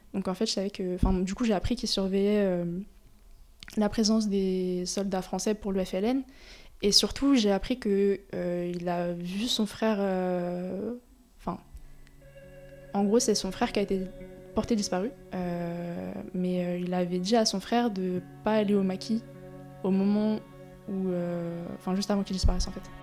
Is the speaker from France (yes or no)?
yes; France; le fait justement d'être née euh, bah, né en France, d'avoir grandi en France